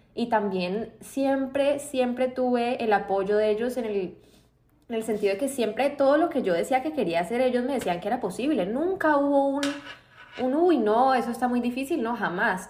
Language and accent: Spanish; Colombia; moved away as an adult; also born or lived in Boston, United States; now in Miami, United States; yo crecí en Estados Unidos hasta los nueve años más o menos. Entonces vivía acá en Miami, ya conocía. Y volvimos a Colombia, terminé el colegio allá